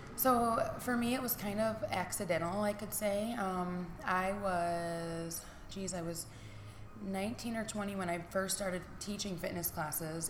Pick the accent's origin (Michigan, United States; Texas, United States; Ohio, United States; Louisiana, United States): Michigan, United States; Niles; I have been born and raised in Niles, Michigan